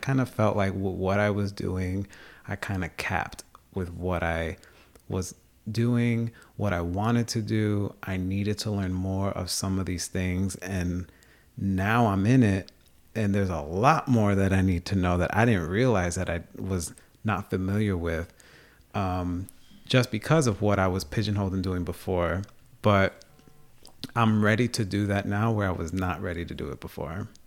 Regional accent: Long Island, New York, United States; moved away as an adult; also born or lived in Bronx, New York / North Country, New York; now in Plattsburgh, United States; I'm an openly gay Latino from the Dominican Republic who was born and raised in New York. down on Long Island, spend a lot of time in the Bronx, and I'm living in the North Country

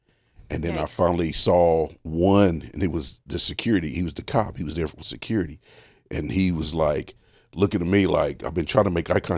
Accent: Richmond, Indiana, United States; I was like that for a long time because I'm from Richmond, Indiana. Mm-hmm. We had really bad racial issues.

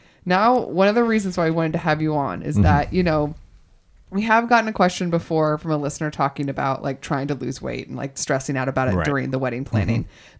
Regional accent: Texas, United States; born there; Well, originally, yes. I was born in Texas. So my mother's side of the family is from Texas.

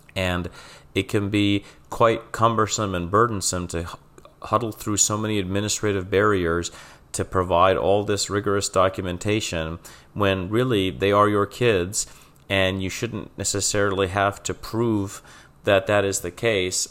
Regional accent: Trucksville, Pennsylvania, United States; now in Philadelphia, United States; I'm originally from the Wilkes-Barre, Scranton area of Pennsylvania, specifically Truxville in Luzerne County

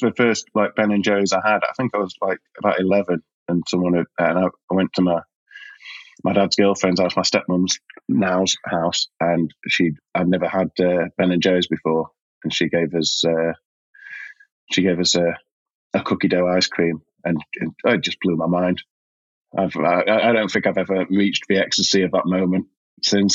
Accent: Yorkshire and the Humber, United Kingdom; also born or lived in South East London; now in London, United Kingdom; I'm a Yorkshireman

